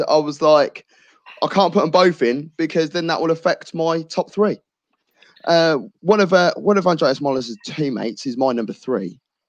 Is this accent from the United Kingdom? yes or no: yes; England, United Kingdom; Yes, I'm English myself